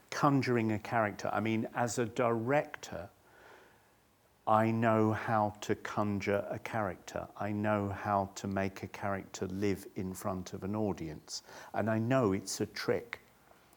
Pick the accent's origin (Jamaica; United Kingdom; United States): United Kingdom; Chichester, South East England; I was born in 1958 and I grew up in Chichester in the south of England